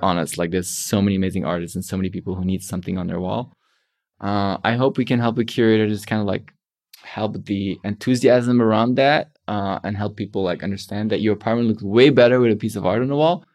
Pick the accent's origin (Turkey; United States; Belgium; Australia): Belgium; I'm from Belgium